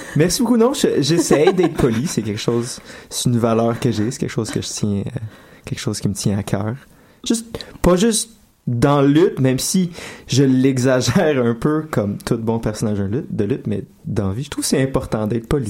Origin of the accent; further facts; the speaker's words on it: Laval, Quebec, Canada; je dis toujours que je viens de Montréal, ce qui est pas vrai non plus parce que je viens de Laval